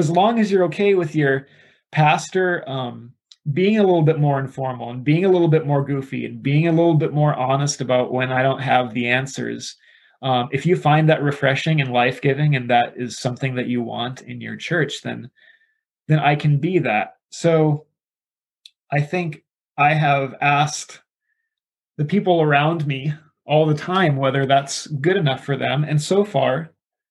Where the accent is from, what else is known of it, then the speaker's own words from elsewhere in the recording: South Dakota, United States; now in Reedley, United States; I am originally from the Midwest, from South Dakota, but I am pastoring in Reedley, California